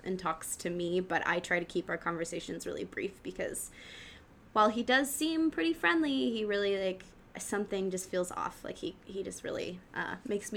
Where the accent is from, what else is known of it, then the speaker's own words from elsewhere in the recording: Oregon, United States; moved away; I'm from Oregon